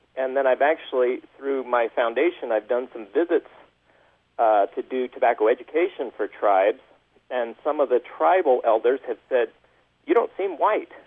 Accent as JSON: {"language": "English", "region": "California", "country": "United States", "tie": "born or raised there", "moved": "as an adult", "lives_now": "Bountiful, United States", "said": "I grew up in California and then came to Utah for a job"}